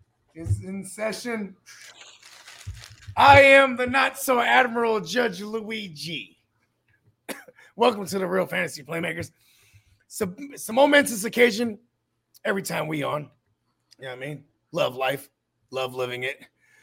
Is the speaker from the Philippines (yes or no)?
yes; Philippines; I'm Filipino, and we have a dish called Kilawin that you make with goat.